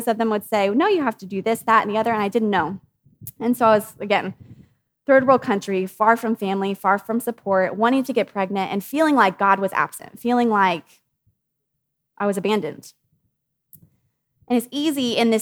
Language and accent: English; United States; as American women